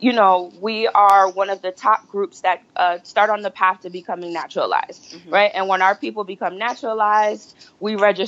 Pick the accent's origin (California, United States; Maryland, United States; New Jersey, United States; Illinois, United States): New Jersey, United States; moved away as an adult; now in Washington, D.C., United States; I was born and raised here in the U.S., by way of New Jersey, and I currently live in the D.C. metro area